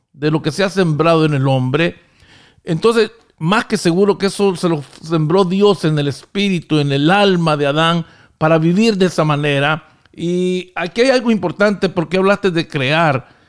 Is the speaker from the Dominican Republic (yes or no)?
no; Honduras; now in United States; en este país donde yo vivo, en Estados Unidos, aunque originariamente soy de Honduras